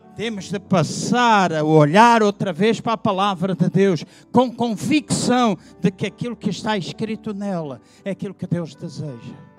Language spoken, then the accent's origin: Portuguese; Angola; Eu nasci em Angola